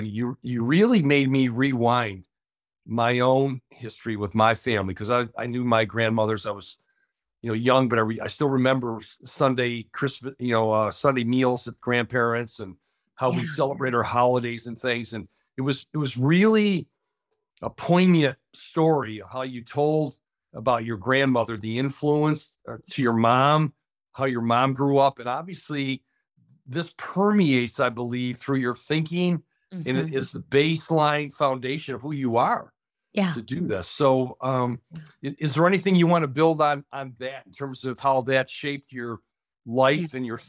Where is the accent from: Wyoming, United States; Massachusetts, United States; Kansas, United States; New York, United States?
New York, United States; because I'm sitting here in beautiful Buffalo, growing up in Western New York.